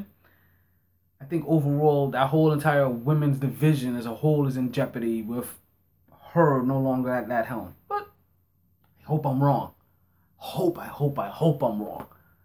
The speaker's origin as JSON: {"language": "English", "town": "New York City", "region": "New York", "country": "United States", "said": "I'm a soldier. I'm from Brooklyn."}